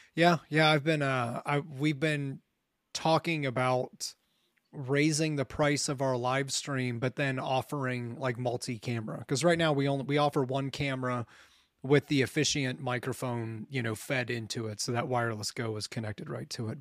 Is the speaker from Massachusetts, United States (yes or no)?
no; Ohio, United States; moved away as an adult; I had just left Ohio